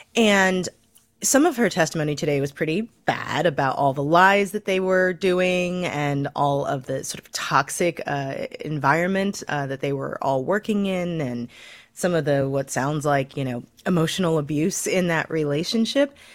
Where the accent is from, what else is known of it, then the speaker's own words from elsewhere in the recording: Missouri, United States; my home state of Missouri.